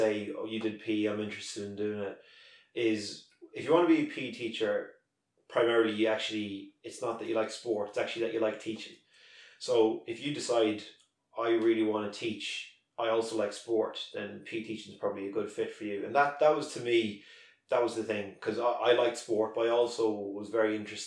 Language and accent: English; Drogheda, Leinster, Ireland; I'm originally from Drogheda, and I got my first job in Drogheda